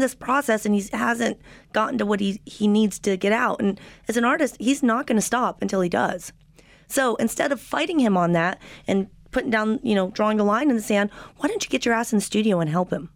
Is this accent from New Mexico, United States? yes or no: yes; New Mexico, United States; now in Los Angeles, United States; I'm from New Mexico, but I've been in LA for a long time.